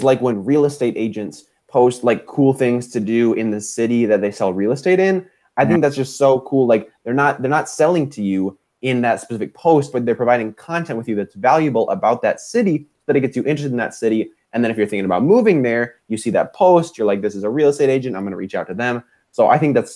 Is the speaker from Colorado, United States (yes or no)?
no; Minneapolis, Minnesota, United States; I'm from the Midwest, Minneapolis specifically